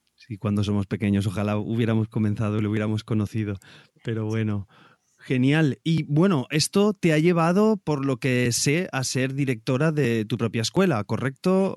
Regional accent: Valencia, Valencian Community, Spain; yo soy de Valencia

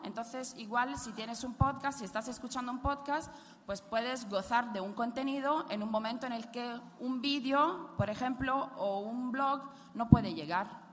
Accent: Italy; accent: Italian; Spanish is a second language; moved away; soy italiana, como pueden escuchar por mi acentillo

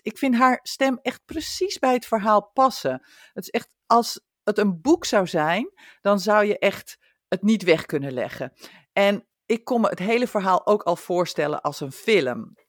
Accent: near IJmuiden, North Holland, Netherlands; moved away; in Emuiden. En dat is dan vlakbij waar ik vandaan kom

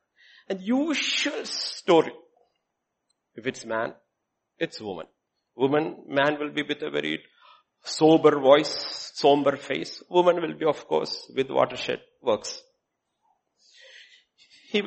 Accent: India; we grew up seeing in India

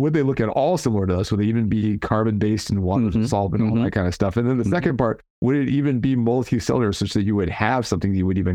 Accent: California, United States; I'm from California

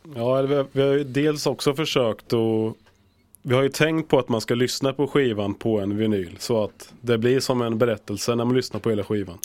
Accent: Linköping, Östergötland, Sweden; now in Gothenburg, Sweden; Jag kommer från Östergötland, Linköping

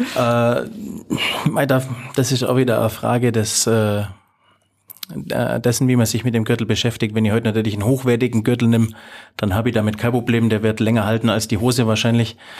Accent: Allgäu, Bavaria, Germany; bei uns im Allgäu

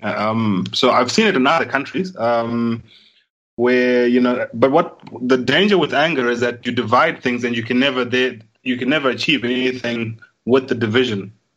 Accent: Zimbabwe

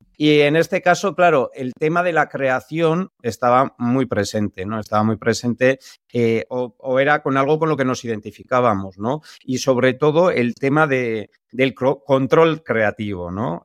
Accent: San Sebastián, Basque Country, Spain; nosotros que somos de San Sebastián

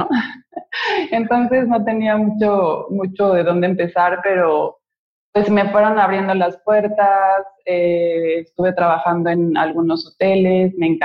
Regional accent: Mexico City, Mexico; now in Cancún, Mexico; llegué hace 20 años de la Ciudad de México a Cancún, porque desde chiquita sabía que yo iba a vivir aquí.

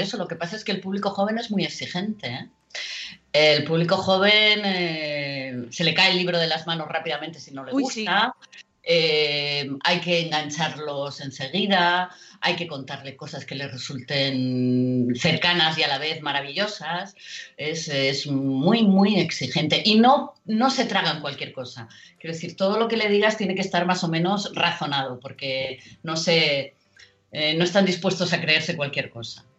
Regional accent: Murcia, Region of Murcia, Spain; now in Madrid, Spain; yo soy de Murcia y tenía la playa muy cerca

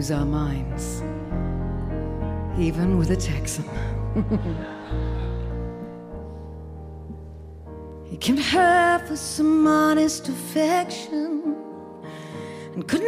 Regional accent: Wales, United Kingdom; also born or lived in London; now in California, United States; I am from London. I'm actually originally from Wales. I'm from London.

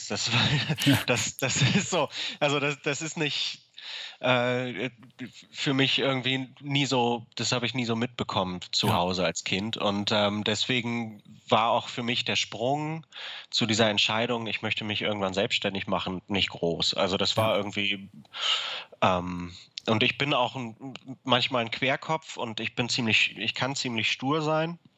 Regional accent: Hamburg, Germany; Ich komme aus Hamburg und ähm, habe meine Familie in Hamburg und habe die Ausbildung in Aachen gemacht.

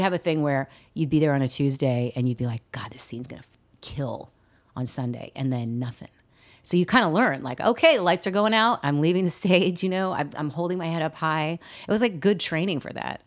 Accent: San Diego, California, United States; moved away as an adult; also born or lived in Seattle; now in New York, United States; having grown up in California

